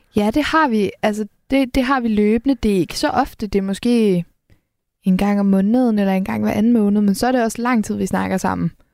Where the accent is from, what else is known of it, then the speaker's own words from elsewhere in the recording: Helsingør, Capital Region of Denmark, Denmark; jeg kommer fra Helsingør, så det, det er meget en havneby.